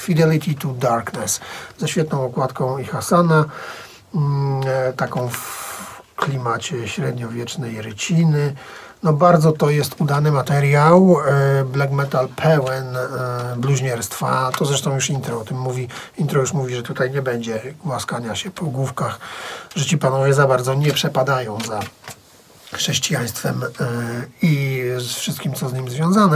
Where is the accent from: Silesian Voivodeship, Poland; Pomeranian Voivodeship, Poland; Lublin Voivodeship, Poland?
Silesian Voivodeship, Poland; Tychy; wychowałem się w tym mieście, spędziłem w nim 3 czwarte życia